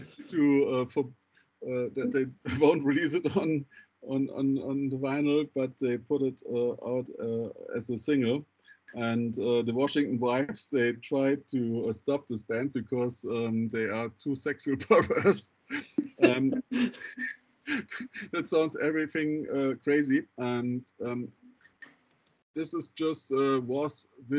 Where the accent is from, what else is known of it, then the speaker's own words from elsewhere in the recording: Düsseldorf, North Rhine-Westphalia, Germany; Düsseldorf, my hometown.